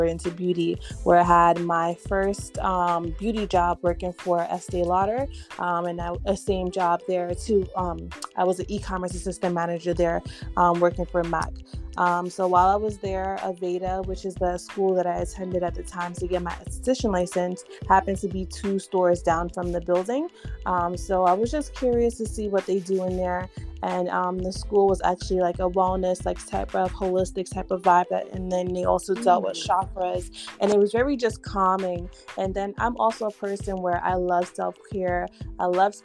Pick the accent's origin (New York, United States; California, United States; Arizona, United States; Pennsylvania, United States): New York, United States; New York City; I am a Bronx girl born and raised in New York here